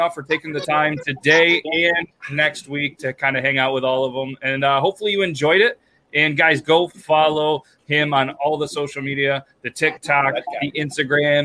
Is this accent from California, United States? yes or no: no; New York, United States; We're all from New York.